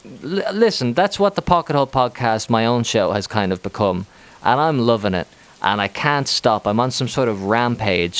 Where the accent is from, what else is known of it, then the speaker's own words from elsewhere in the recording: Ireland; moved away as an adult; now in Spain; I'm from Ireland